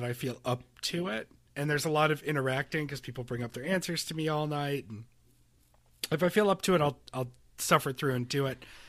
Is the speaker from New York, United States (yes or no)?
yes; Rochester, New York, United States; growing up in Rochester